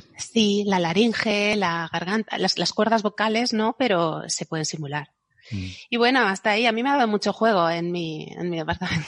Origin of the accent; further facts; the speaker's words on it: Spain; yo que soy española